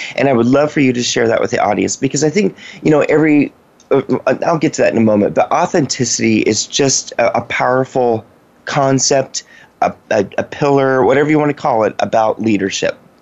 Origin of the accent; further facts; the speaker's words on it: Washington, United States; also born or lived in West Virginia; I grew up in Washington State